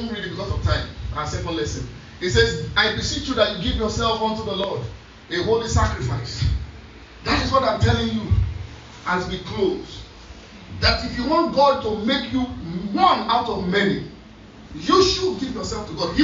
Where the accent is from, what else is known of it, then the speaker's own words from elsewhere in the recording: Lagos, Nigeria; me, correct Lagos boy.